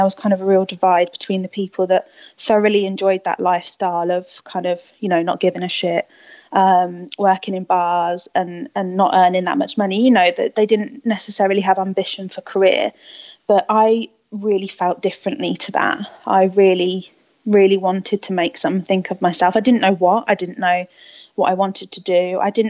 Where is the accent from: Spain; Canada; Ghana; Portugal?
Spain; also born or lived in England; So I grew up in Spain. I moved to Spain, well, my parents moved me to Spain when I was 8, and I was chucked into a Spanish school and kind of picked up the language really quickly.